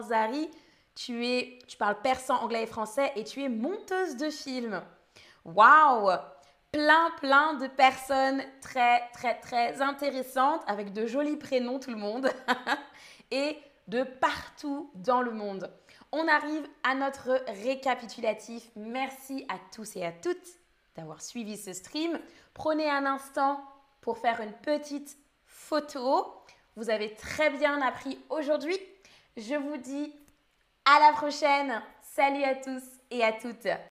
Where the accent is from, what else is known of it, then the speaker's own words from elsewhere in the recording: France; Je suis française. Je suis danseuse et streameuse. Je parle français, anglais et allemand.